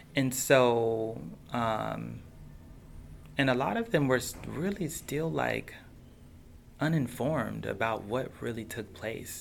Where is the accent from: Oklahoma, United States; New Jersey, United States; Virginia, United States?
Oklahoma, United States; Tulsa; moved away; I didn't even realize that all of that happened in my town, in my hometown